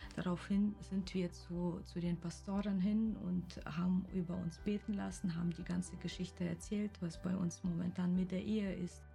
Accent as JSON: {"language": "German", "country": "Kyrgyzstan", "moved": "yes", "lives_now": "Wiesbaden, Germany", "said": "Ich komme aus Kirgisien ursprünglich"}